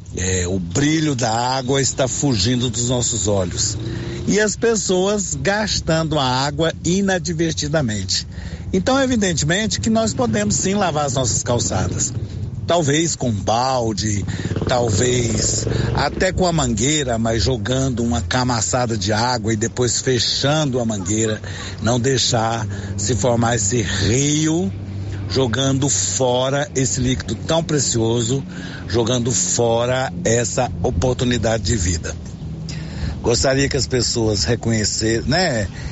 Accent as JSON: {"language": "Portuguese", "town": "Silvânia", "region": "Goiás", "country": "Brazil", "said": "Sou aqui de Silvânia"}